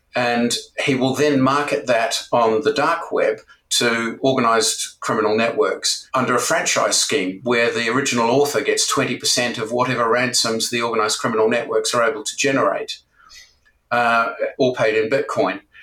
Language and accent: English; New Zealand; moved away as an adult; also born or lived in Japan; now in United Kingdom; originally, I'm from New Zealand